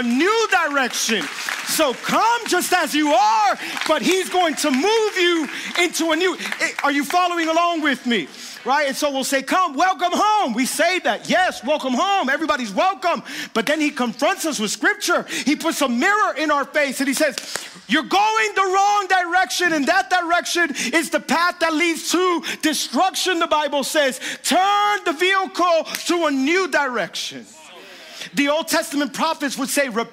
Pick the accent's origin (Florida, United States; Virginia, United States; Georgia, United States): Florida, United States; Miami; I was born and raised here. I'm from Miami my whole life